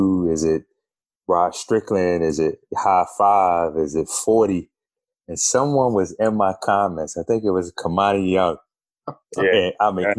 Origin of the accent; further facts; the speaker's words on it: Bronx, New York, United States; I was from the Bronx, right?